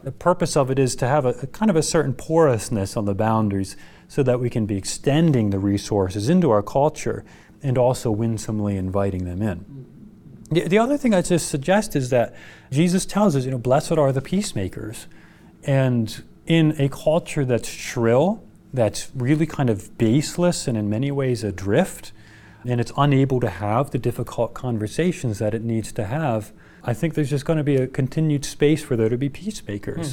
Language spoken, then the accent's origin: English; United States; as an American culture